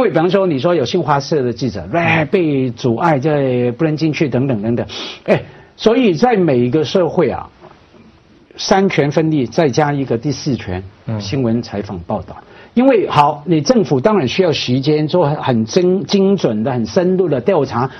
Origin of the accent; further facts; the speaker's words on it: Hong Kong; 我香港人嘛